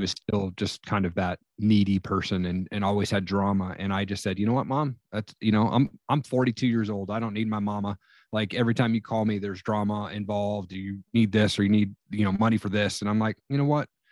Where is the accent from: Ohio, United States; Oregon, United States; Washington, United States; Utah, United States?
Washington, United States; Eastern; now in Northern Idaho, United States; I grew up in Eastern Washington.